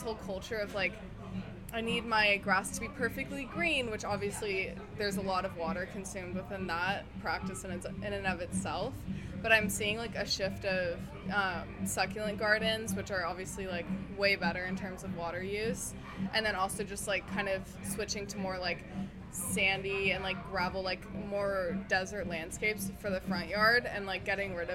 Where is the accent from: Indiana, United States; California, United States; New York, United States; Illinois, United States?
California, United States; Santa Monica; I'm from Santa Monica, so I've lived here my entire life